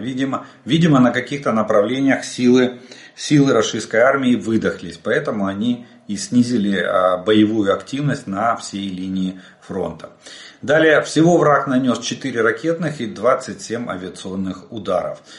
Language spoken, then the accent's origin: Russian; Ukraine; мы из Украины